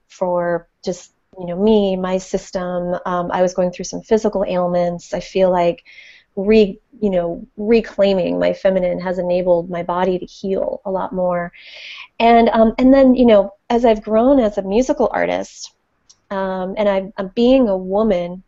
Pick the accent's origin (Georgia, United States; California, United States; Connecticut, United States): Connecticut, United States; moved away as an adult; now in San Francisco Bay Area, United States; I grew up on the East Coast, actually, in just outside of New York and in Connecticut